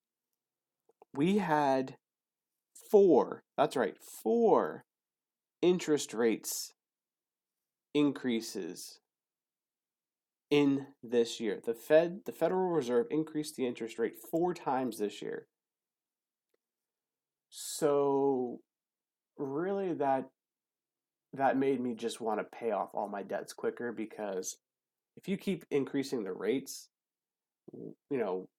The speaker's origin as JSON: {"language": "English", "region": "South Florida", "country": "United States", "moved": "yes", "lives_now": "Hawaii, United States", "said": "I'm actually from South Florida"}